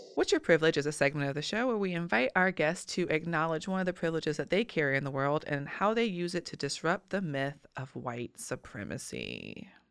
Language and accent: English; Richmond, Virginia, United States; my hometown and community